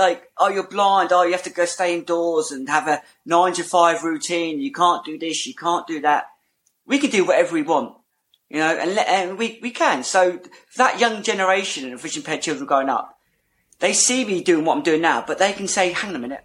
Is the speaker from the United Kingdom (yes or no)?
yes; Portsmouth, South East England, United Kingdom; I'm from Portsmouth